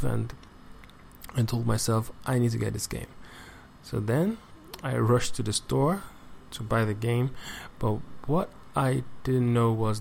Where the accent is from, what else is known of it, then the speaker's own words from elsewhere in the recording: Nigeria; I'm from Nigeria. I live and work in Lagos State